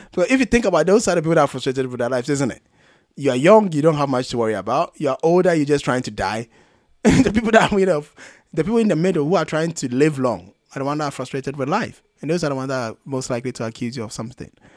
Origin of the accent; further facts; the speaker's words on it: Ghana; I'm Ghanaian